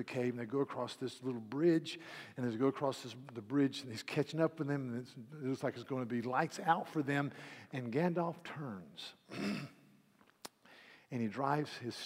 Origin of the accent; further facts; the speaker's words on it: East Coast, United States; I'm from the East Coast